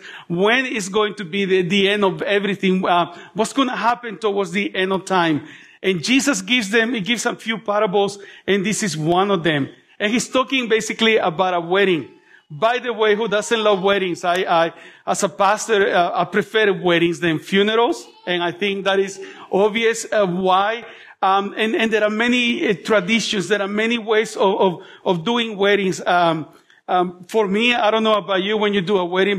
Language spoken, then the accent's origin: English; El Salvador; now in Melbourne, Australia; I was born in El Salvador